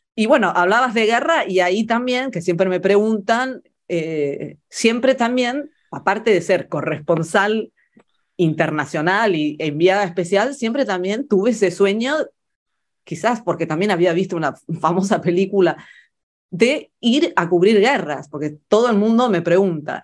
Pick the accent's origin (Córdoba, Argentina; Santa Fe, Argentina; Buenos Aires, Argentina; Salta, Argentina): Buenos Aires, Argentina; moved away; also born or lived in Florence, Italy; para mí crecer en Buenos Aires, crecer en, la Argentina